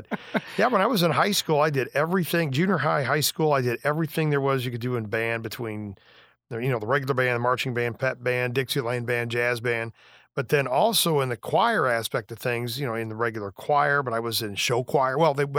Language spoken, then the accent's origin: English; Beardstown, Illinois, United States; Beardstown, Illinois, yeah.